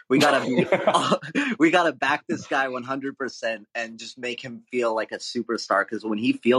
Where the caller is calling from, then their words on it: Honolulu, Hawaii, United States; It's mine. Hey, aloha, guys. I'm watching from Honolulu, and I just want